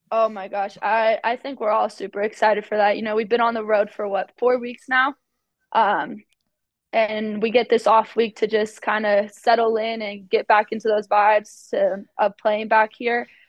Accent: Arizona, United States; moved away as an adult; now in Utah, United States; I am from Arizona

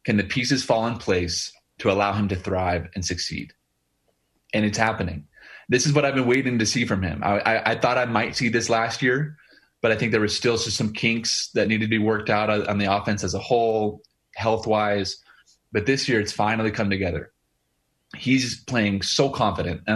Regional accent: Boise, Idaho, United States; moved away; my hometown team that I grew up a fan

